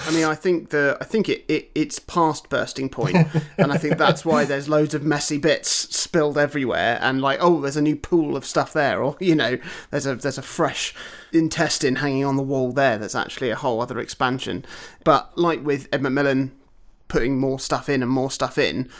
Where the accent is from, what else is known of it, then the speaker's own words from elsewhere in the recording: Broadstairs, South East England, United Kingdom; my hometown of Broadstairs